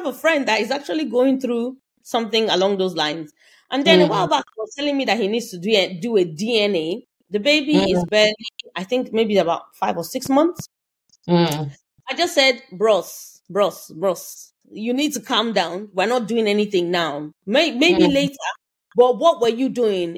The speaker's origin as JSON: {"language": "English", "country": "Nigeria", "moved": "yes", "said": "I'm talking as a Nigerian"}